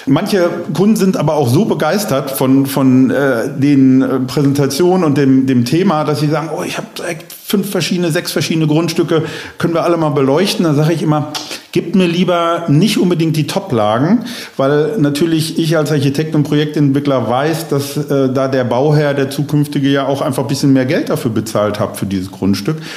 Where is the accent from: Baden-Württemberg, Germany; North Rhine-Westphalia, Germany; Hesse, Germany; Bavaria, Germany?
North Rhine-Westphalia, Germany; Bochum; obwohl es meine Heimatstadt ist